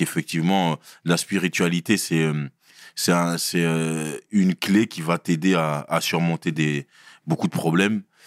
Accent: Brussels, Brussels-Capital Region, Belgium; also born or lived in Sarcelles; je viens de Bruxelles. J'ai grandi à Bruxelles, j'ai fait mes classes là-bas

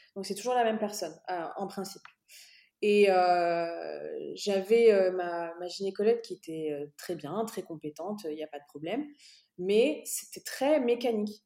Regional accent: France; moved away as an adult; also born or lived in Dubai, United Arab Emirates; now in Bahrain; je suis née en France

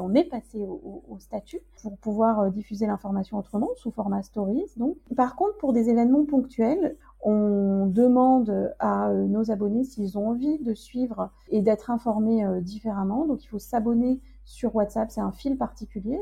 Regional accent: France; also born or lived in Zanzibar; quand on est français

